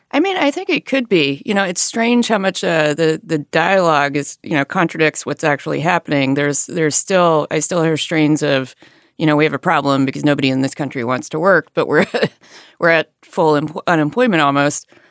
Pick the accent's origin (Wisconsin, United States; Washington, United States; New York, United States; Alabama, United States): Alabama, United States; moved away; I grew up in a rural area in Alabama